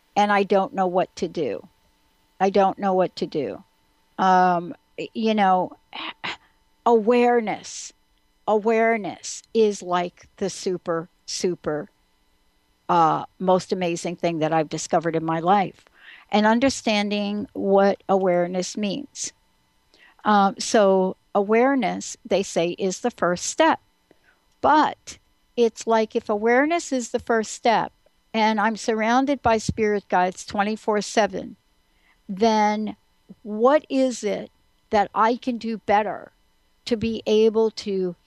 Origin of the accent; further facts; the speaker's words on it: East Coast, United States; I'm from the East Coast.